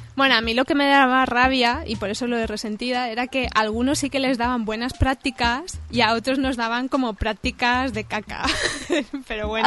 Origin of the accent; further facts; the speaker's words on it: Cerdanyola del Vallès, Catalonia, Spain; accent: Spanish; moved away as an adult; now in France; soy de Sardañola